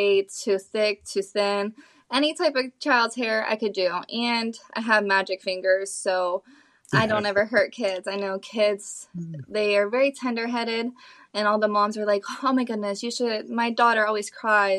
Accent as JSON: {"language": "English", "region": "Ohio", "country": "United States", "tie": "born or raised there", "moved": "as an adult", "lives_now": "Naples, United States", "said": "leaving my hometown from Ohio. Moving down to Naples"}